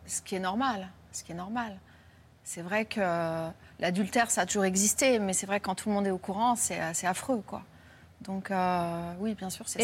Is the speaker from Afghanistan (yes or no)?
no; France; je suis française